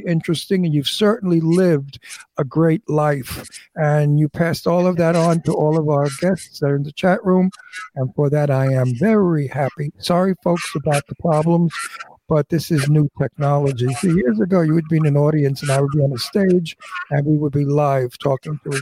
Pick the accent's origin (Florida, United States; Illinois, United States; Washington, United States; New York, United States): New York, United States; New York City; moved away; I'm from Red Hook